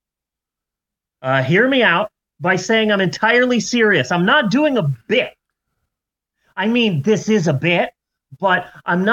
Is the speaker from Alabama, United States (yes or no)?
no; Arizona, United States; moved away; when I was growing up in Arizona because we didn't do daylight savings time